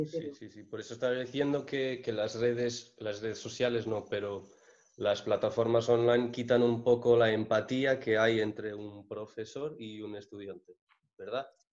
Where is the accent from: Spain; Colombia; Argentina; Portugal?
Portugal; Spanish is a second language; yo que soy portugués